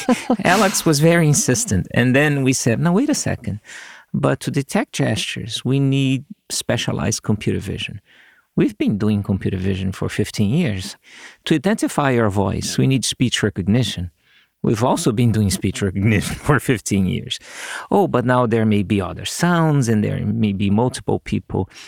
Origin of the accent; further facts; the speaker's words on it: Brazil; moved away as an adult; now in United States; I went back to my home country. I created a signal processing group at the school there, which was, uh, I was lucky to get fair amounts of funding, so we did lots of cool things. And then one day, some of my colleagues in a company here in the U S call me back in Brazil